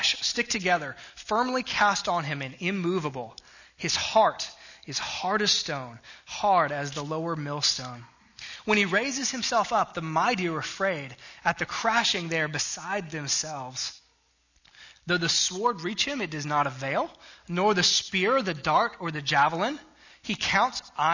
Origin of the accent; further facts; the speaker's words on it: South Texas, United States; I grew up in South Texas